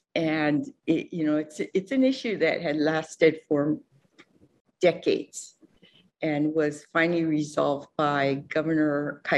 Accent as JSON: {"language": "English", "area": "Lanai", "region": "Hawaii", "country": "United States", "tie": "born or raised there", "also_born_or_lived": "Washington, D.C.", "moved": "as an adult", "lives_now": "Kauai, United States", "said": "I was born and raised on Lanai, and I you know, went away for work and school. When I came back to Hawaii in 1977"}